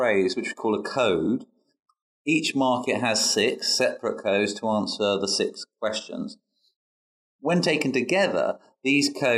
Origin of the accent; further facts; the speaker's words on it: United Kingdom; as a Brit